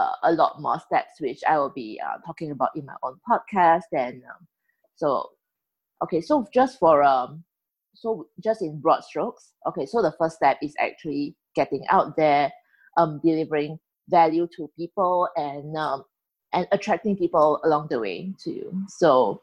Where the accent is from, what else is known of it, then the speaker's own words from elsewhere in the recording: Singapore; I'm from Singapore. I'm a Chinese Singaporean